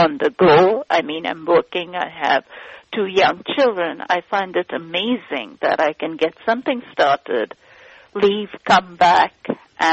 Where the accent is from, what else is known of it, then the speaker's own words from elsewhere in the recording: eastern India, India; I am from Eastern India, and my husband's from North India.